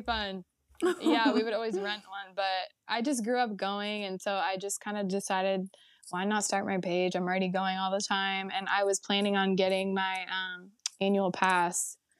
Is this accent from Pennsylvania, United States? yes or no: no; the Bay Area, California, United States; I'm from the Bay Area and I basically just grew up going to Disneyland